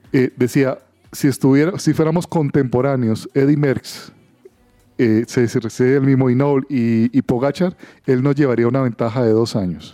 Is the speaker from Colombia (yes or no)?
yes; Cali, Valle del Cauca, Colombia; moved away; Yo también soy de Cali